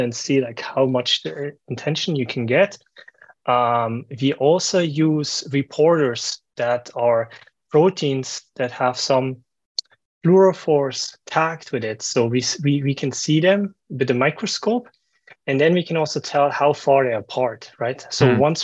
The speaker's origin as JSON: {"language": "English", "country": "Switzerland", "tie": "born or raised there", "also_born_or_lived": "New York / Boston", "said": "I'm originally from Switzerland. I was born in Switzerland."}